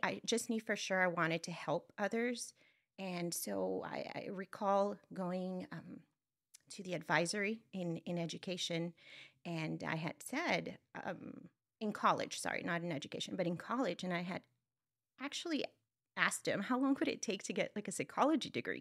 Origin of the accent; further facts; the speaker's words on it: Brownsville, Texas, United States; I come from, uh, Brownsville, Texas, it's in South Texas, and, um, it's a border town